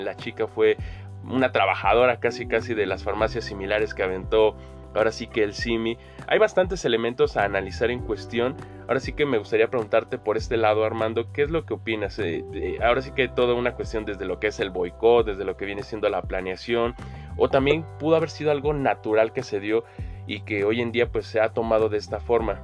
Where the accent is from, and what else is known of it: Mexico